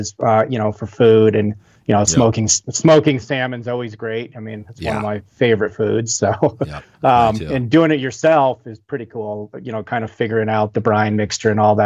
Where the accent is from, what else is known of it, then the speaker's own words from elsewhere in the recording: Northwest Wyoming, United States; most kids growing up in Wyoming or Northwest Wyoming, fishing was just one of those things you did with your parents or your dad or whatever